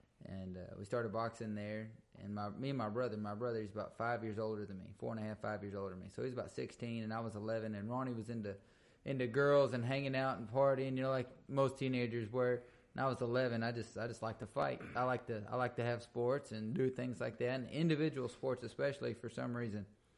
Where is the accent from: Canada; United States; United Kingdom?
United States; Milano, Texas; also born or lived in Brenham, Texas / Cameron, Texas; I grew up in the Central Texas area. You know, I was born in Brenham, raised right here in Milano and Cameron, and back to Milano after our house burned down.